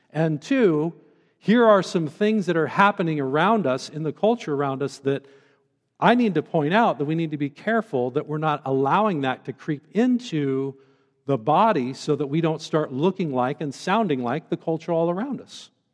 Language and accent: English; Central Oregon, United States; also born or lived in Bend, Oregon; now in Western Colorado, United States; I grew up in a beautiful place as a, as a young man growing up in Central Oregon